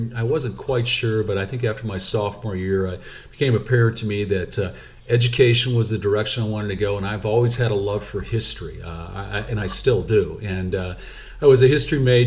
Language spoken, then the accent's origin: English; Dubuque, Iowa, United States; So I grew up in Dubuque, went to Dubuque Senior